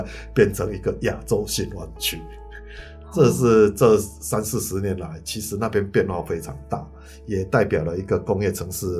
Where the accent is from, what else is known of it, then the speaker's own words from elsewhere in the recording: Kaohsiung, Taiwan; 我记记录我的高雄，我记录我的故乡，我都记录不完了，我还要记录到那边。